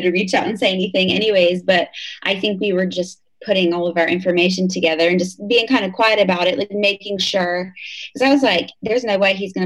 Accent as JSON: {"language": "English", "region": "Indiana", "country": "United States", "tie": "born or raised there", "moved": "as an adult", "lives_now": "Raleigh, United States", "said": "I was born and raised in Indiana"}